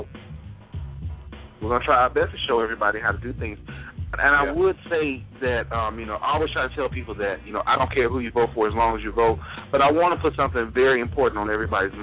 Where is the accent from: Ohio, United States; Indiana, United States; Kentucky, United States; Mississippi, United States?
Mississippi, United States; Mississippi Gulf Coast, United States; Myself, I'm from the coast.